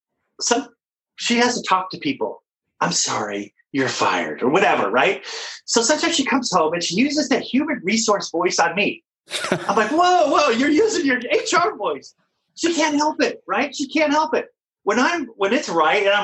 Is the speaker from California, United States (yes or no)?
yes; California, United States; I'm from California